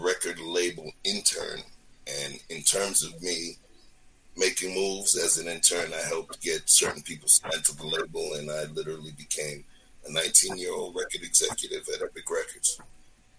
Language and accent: English; New York City, New York, United States; English is a second language; I'm a dude that was born and raised in Brooklyn, New York. Flatbush, Brooklyn, New York, to be technical.